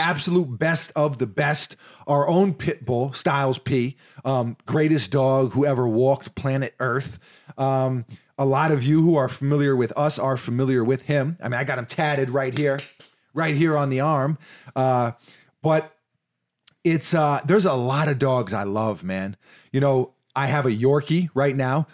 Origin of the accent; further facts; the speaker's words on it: New York City, New York, United States; now in Florida, United States; Growing up in New York City, many basketball hoops don't have nets